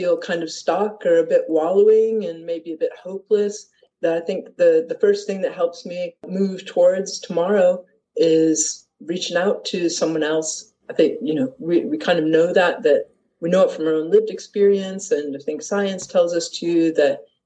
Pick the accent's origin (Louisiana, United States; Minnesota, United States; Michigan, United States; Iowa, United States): Michigan, United States; Detroit; moved away as an adult; also born or lived in Leith, Edinburgh, Scotland; now in Edinburgh, United Kingdom; I am American. I come from Detroit